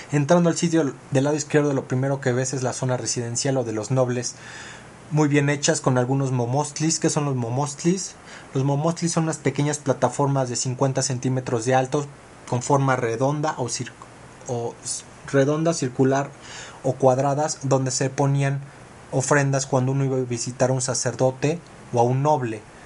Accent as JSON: {"language": "Spanish", "country": "Mexico"}